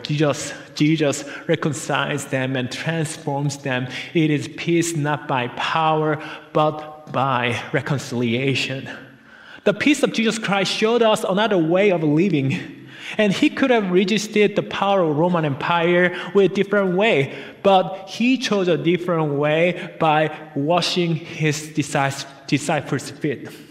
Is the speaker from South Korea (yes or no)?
yes; South Korea; moved away; we came from South Korea. We are migrants' family here.